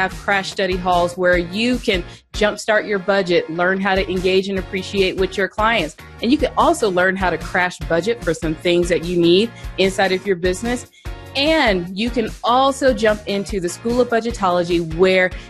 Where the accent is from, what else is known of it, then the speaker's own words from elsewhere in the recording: Colorado, United States; my home state of Colorado